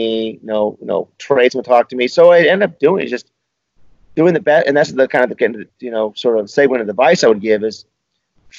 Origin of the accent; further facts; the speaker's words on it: Bay Area, California, United States; moved away as an adult; now in Newport Beach, United States; I'm from the Bay Area